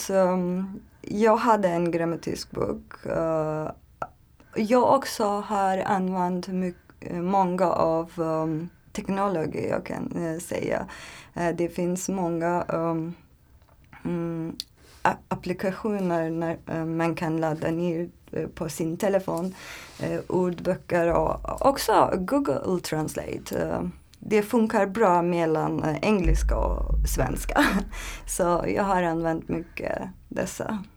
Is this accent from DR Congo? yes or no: no; Turkey; Swedish is a second language; moved away as an adult; now in Sweden; Jag kommer från Turkiet. Um, jag är uh, eh, 30 år gammal um, och jag har flyttat eh, till Sverige för ett år sedan.